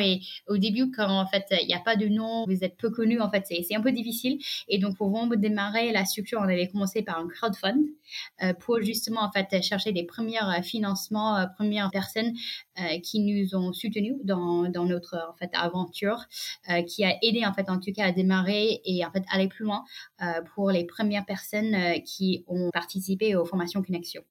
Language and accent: French; United States; French is a second language; moved away as an adult; now in France; j'ai grandi aux États-Unis